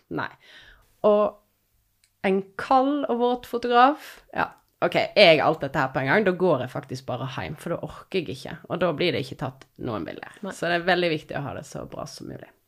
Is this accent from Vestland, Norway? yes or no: yes; Odda, Vestland, Norway; also born or lived in Finnmark / London; now in Voss, Norway; Jeg er fra Odda. Har tidligere bodd i Finnmark, og nå bor jeg på Voss